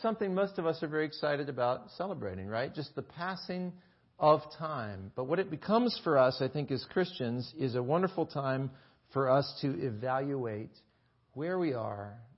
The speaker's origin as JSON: {"language": "English", "region": "North Florida", "country": "United States", "tie": "born or raised there", "moved": "yes", "lives_now": "Maine, United States", "said": "When I was growing up in North Florida"}